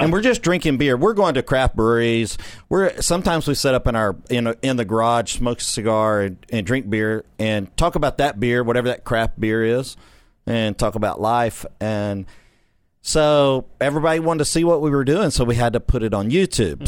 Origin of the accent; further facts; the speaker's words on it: Corrigan, Texas, United States; I grew up in that small town